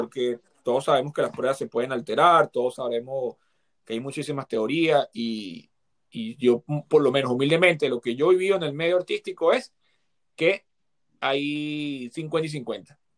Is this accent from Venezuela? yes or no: yes; Venezuela; moved away; me crié en Venezuela, me crié en barrios